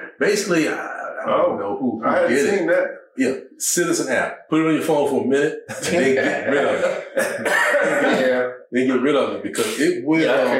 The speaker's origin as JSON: {"language": "English", "region": "Southeast", "country": "United States", "tie": "born or raised there", "said": "When I grew up in the Southeast"}